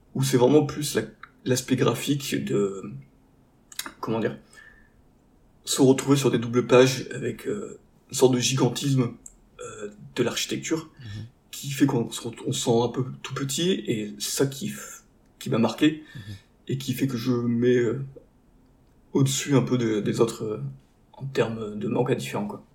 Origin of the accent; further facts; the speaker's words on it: the Nord, Hauts-de-France, France; now in Marseille, France; on a à la base tous du Nord